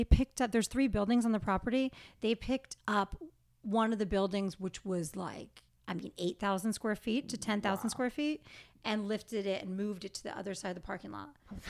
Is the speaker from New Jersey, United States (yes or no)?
yes; Wayne, New Jersey, United States; moved away; I grew up in Wayne